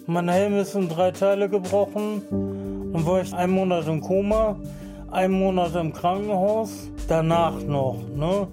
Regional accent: Bremen, Germany; ich bin aus Bremen-Osterholz, ich lebe da seit meiner Geburt und meine ganze Familie lebt da seit Ewigkeiten

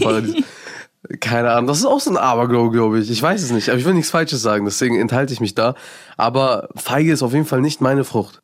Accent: Afghanistan; Bei uns in Afghanistan

